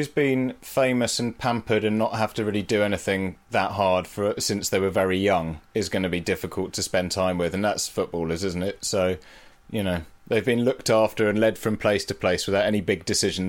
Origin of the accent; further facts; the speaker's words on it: Leicester, East Midlands, United Kingdom; I grew up in Leicester